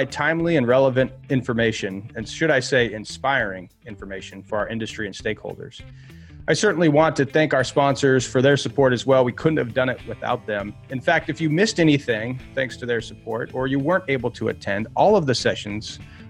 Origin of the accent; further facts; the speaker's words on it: Montana, United States; my experience growing up in Montana